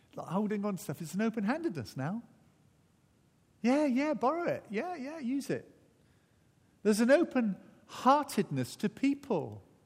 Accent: Wales, United Kingdom; also born or lived in Barnstaple, Devon, England; I am Welsh through and through

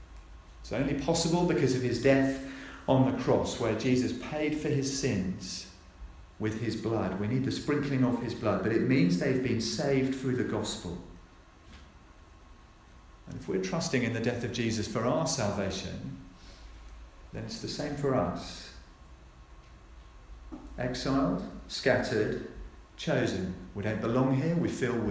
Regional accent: Norfolk, East of England, United Kingdom; I was born in Norfolk.

